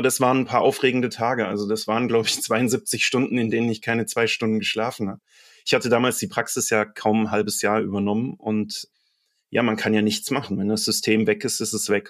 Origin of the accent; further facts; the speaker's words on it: Mainz, Rhineland-Palatinate, Germany; ich bin auch selbst Mainzer und das bin ich sehr gerne.